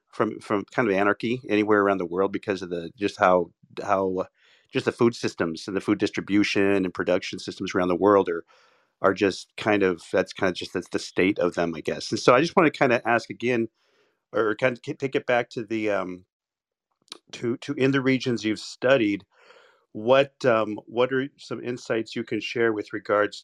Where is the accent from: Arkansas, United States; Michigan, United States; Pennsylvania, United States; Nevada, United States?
Nevada, United States; Las Vegas; also born or lived in California / Seattle area; now in Seattle, United States; I grew up in Las Vegas.